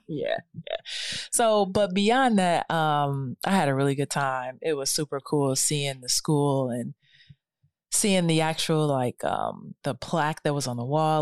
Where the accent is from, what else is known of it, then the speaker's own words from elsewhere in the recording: Detroit, Michigan, United States; moved away; Detroit, my hometown.